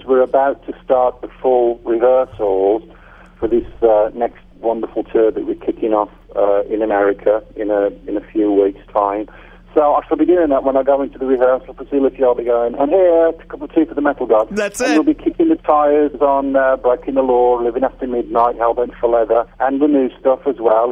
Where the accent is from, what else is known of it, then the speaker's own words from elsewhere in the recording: United Kingdom; moved away as an adult; also born or lived in Phoenix, United States; I'm back in my home country, in my hometown